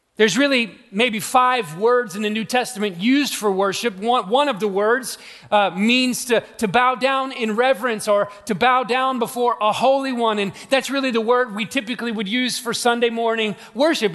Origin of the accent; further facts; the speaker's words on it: Atlanta, Georgia, United States; I'm from Atlanta, Georgia